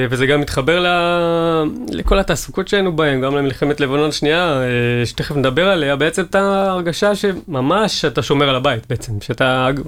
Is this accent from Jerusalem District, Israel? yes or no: no; Katzrin, Northern District, Israel; also born or lived in Beersheba; ואז בעצם ההורים שלי הגיעו לשם, אני הייתי בן שנה, נולדתי ב-76, ועד הצבא בעצם גדלתי במקום שהוא לדעתי